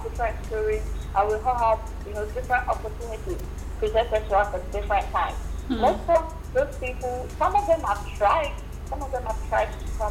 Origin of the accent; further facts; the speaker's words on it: Nigeria; moved away as an adult; now in United States; I'm Nigerian too